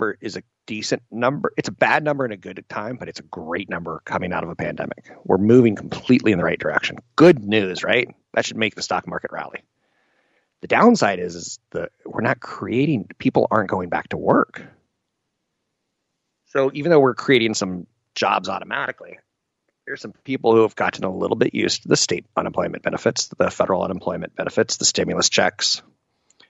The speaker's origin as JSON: {"language": "English", "country": "United States", "said": "me being American"}